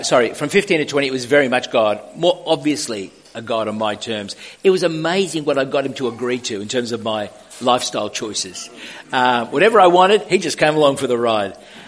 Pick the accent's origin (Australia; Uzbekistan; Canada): Australia; Sydney, New South Wales; Well, I mean, you don't see yourself as a Maltese kid growing up in the West. You just grow up, then you discover, it might have been different from some experience, similar to others. So we grew up on a farm